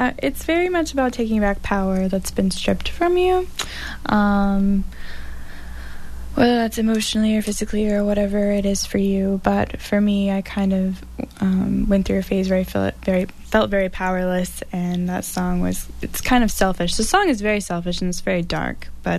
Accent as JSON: {"language": "English", "town": "Concord", "region": "New Hampshire", "country": "United States", "said": "I am from Concord, New Hampshire. I'm a singer-songwriter from Concord, New Hampshire."}